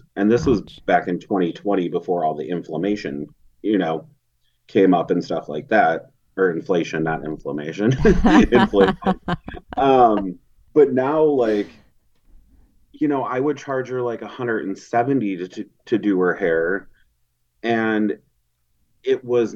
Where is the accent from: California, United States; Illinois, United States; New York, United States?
Illinois, United States; Chicago; moved away; I'm from the Chicago area originally